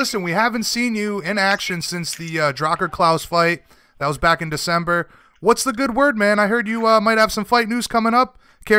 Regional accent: Northeast, United States; I'm from the Northeast in the States, and it is winter time here

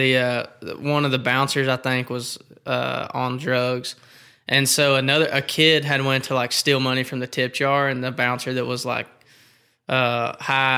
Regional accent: Statesboro, Georgia, United States; now in Nashville, United States; Every time somebody up here asks me where I'm from and I say Georgia

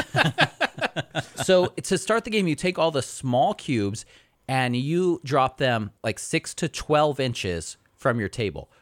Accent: California, United States; moved away; I'm from California. We're so sophisticated out there.

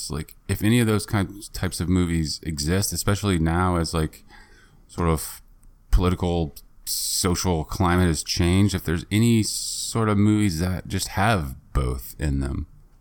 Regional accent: United Kingdom; I'm exceedingly British

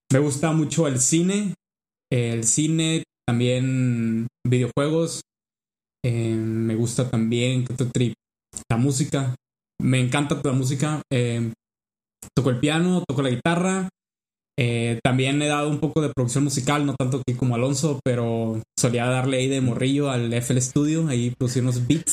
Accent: Culiacán, Sinaloa, Mexico; moved away as an adult; also born or lived in Mexico City; soy de Culiacán, Sinaloa.

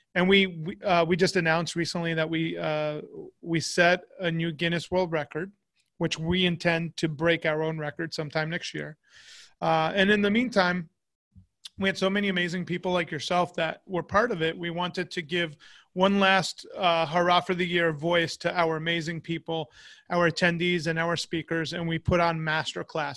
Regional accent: United States; as an American

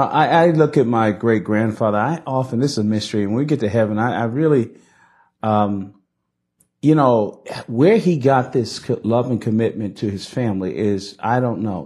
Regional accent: Newark, New Jersey, United States; We grew up in Newark, New Jersey in a multi-ethnic working class community

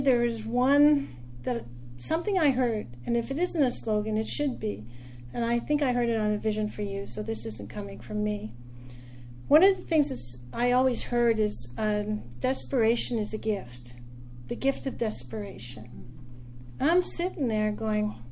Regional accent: Quebec, Canada; now in New York, United States; I am from Quebec, but I live in New York

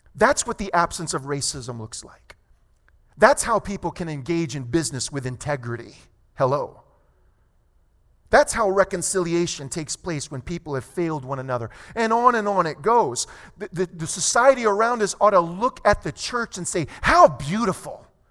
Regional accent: United States; I'm proud to be American

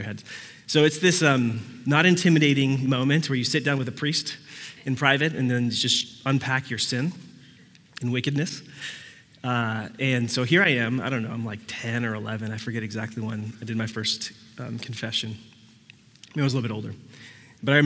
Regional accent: Puerto Rico; I was born in Puerto Rico.

